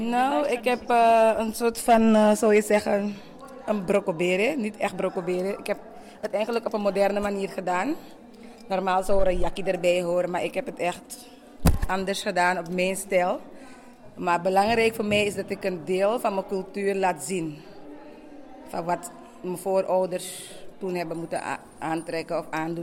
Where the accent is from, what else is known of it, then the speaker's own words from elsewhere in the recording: Suriname; Ik ben zelf Surinaams, geboren getogen.